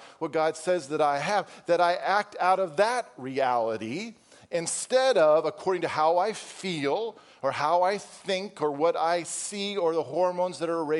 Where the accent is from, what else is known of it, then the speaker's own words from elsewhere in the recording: Wisconsin, United States; For those of you who don't know, I came from Wisconsin, and so fall was fall.